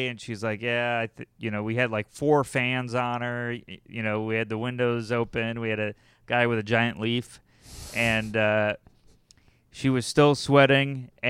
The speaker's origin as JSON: {"language": "English", "country": "United States", "said": "I think it's because I'm American."}